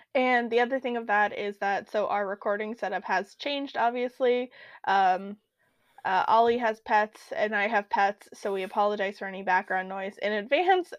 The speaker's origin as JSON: {"language": "English", "region": "Alaska", "country": "United States", "tie": "born or raised there", "said": "growing up in Alaska"}